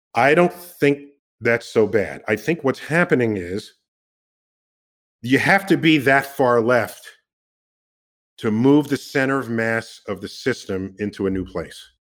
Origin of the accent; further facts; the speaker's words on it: New York City, New York, United States; I'm from the Bronx